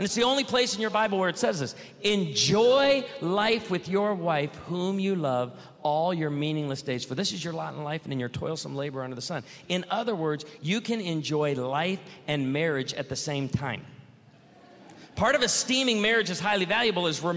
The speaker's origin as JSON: {"language": "English", "region": "Illinois", "country": "United States", "tie": "born or raised there", "said": "I grew up in Illinois where we grew a lot of produce"}